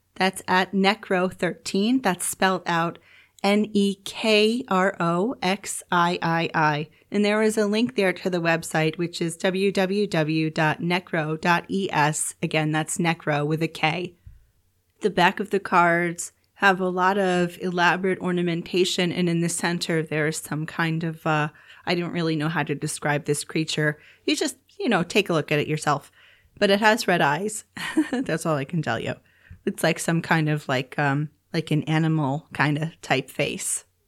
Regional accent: New York, United States; moved away as an adult; now in Turkey; I come from New York, so where I'm from in New York, we have really bright, sunny, snowy winters

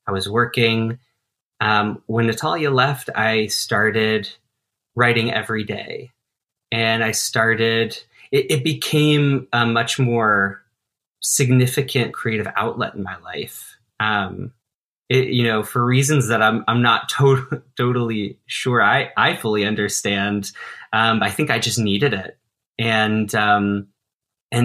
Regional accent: Denver, Colorado, United States; moved away as an adult; now in New York City, United States; This is my hometown, is Denver

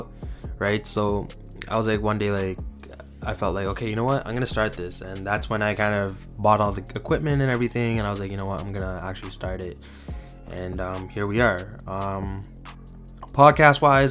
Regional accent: Toronto, Ontario, Canada; I'm from Toronto, Canada, just east of the city, in a small town. Pretty much grew up there my entire life

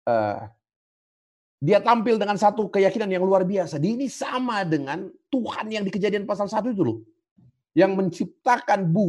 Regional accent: South Sulawesi, Indonesia; Kalau kami orang Toraja, ya, saya nggak tahu kalau di Sumatera atau di mana gitu.

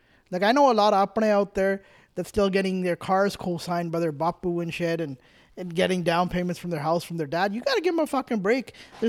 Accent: Calgary, Alberta, Canada; moved away; also born or lived in Ontario; when I grew up in Calgary

